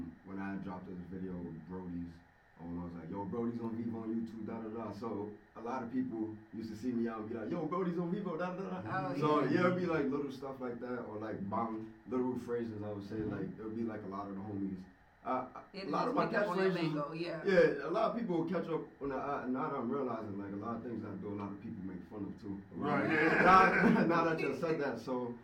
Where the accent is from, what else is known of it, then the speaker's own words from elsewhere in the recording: New York City, New York, United States; now in North Carolina, United States; I'm from Brooklyn